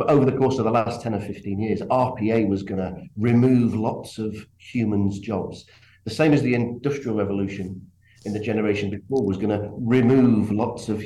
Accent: England, United Kingdom; I'm from England, as you can probably tell from my accent

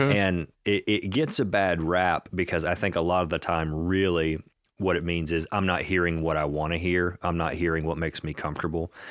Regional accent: United States; we as a, as an American Christian people

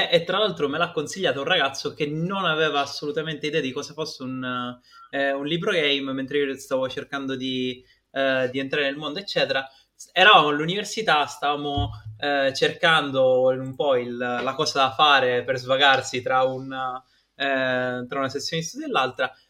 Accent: Catania, Sicily, Italy; noi siamo okay, di Catania.

